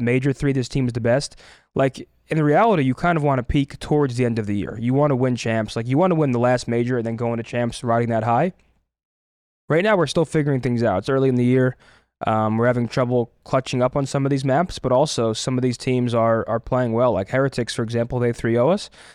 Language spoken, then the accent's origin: English; New Jersey, United States; moved away; also born or lived in Toronto / Boston; I'm from New Jersey